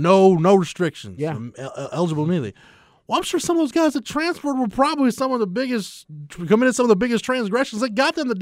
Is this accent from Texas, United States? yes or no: yes; Waco, Texas, United States; And I go to school at Washington State, but I'm from Waco.